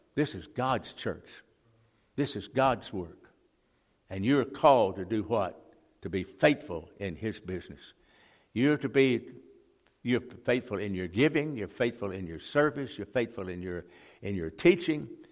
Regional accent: Jackson, Mississippi, United States; we moved from that part of town, we moved to West Jackson

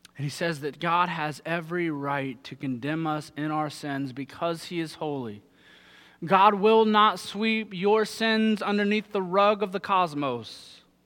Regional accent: Southern Ohio, United States; moved away; I'm from Southern Ohio

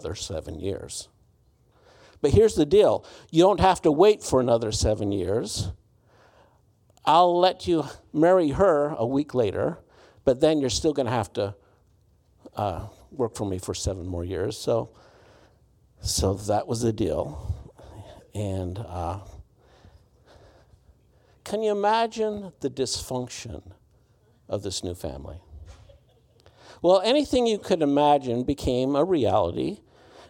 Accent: Utah, United States; I'm from Utah.

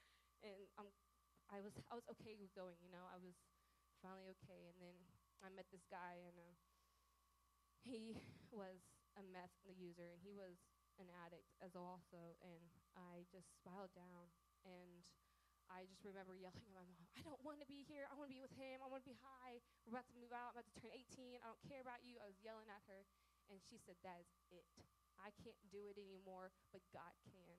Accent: Oklahoma, United States; I am from Oklahoma

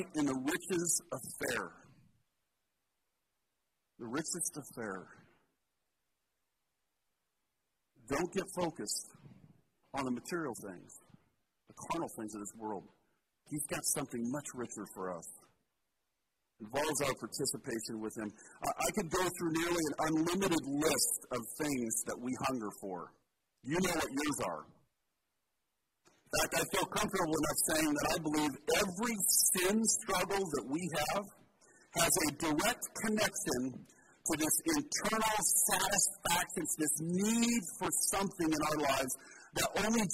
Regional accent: Portland, Oregon, United States; Born and raised in Portland

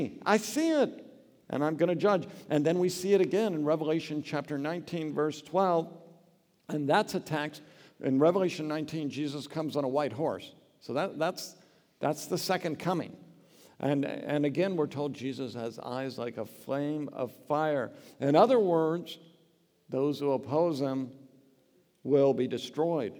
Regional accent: Oregon, United States; I grew up in Oregon

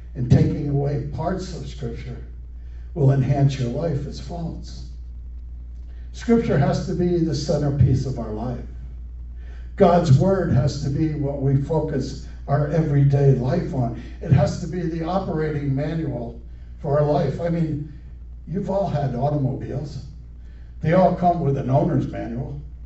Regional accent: United States; growing up in America, as a schoolboy

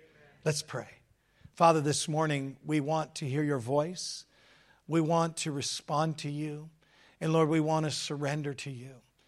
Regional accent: Hamilton, Ontario, Canada; So I'm from Hamilton, Ontario, Canada.

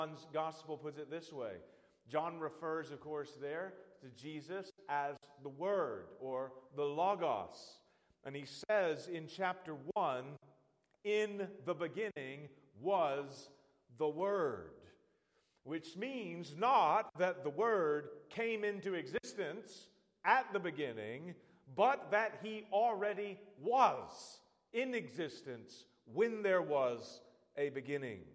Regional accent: Birmingham, Alabama, United States; I was born in Birmingham, Alabama. I grew up in Birmingham.

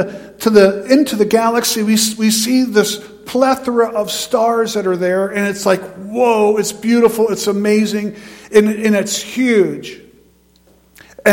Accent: near High Point Mountain, New York, United States; I grew up in New York State, but on the New York side of High Point Mountain.

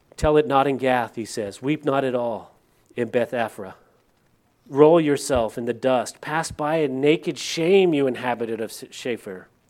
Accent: California, United States; moved away; I'm from California, and the area that I lived in behind my old house was the La Purisma State Park

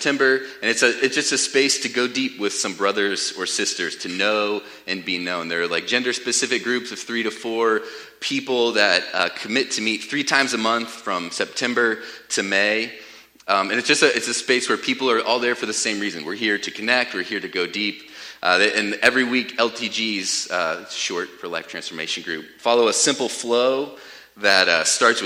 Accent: United States; I was brought up in America

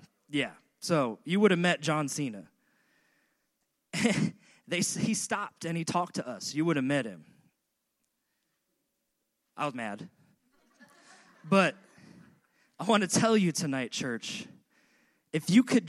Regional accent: Long Island, New York, United States; moved away; I grew up on Long Island, and in Long Island, we were lucky enough to have beach 10 miles north of us and beach 10 miles south of us

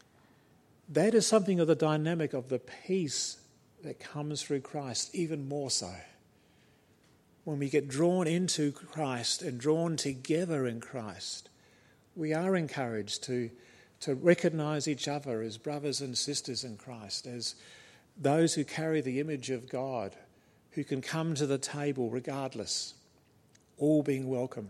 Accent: New Zealand; moved away; I'm a Kiwi by birth, and it is in the blood.

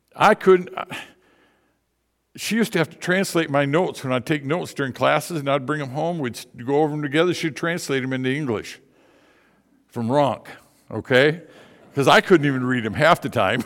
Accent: Indian River, Michigan, United States; moved away; also born or lived in Tennessee; I'm a Michigander. I'm a troll. I'm from Indian River, Michigan.

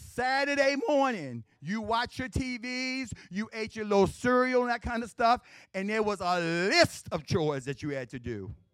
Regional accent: Baltimore, Maryland, United States; I grew up in West Baltimore. I grew, okay, my house was in West Baltimore. I grew up in East Baltimore.

